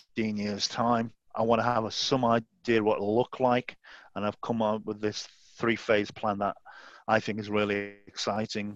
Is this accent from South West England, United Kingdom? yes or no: no; Southport, North West England, United Kingdom; Southport is my hometown in Merseyside